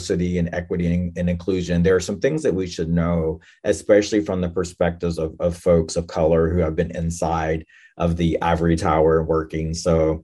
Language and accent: English; North Carolina, United States; I am Native American, enrolled in the Lumbee tribe in North Carolina. And I grew up there